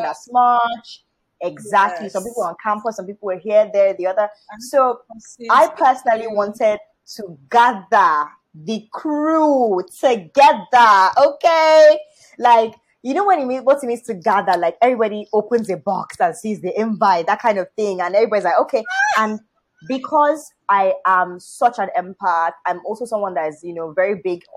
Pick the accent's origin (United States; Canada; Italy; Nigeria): Nigeria; I'm Nigerian.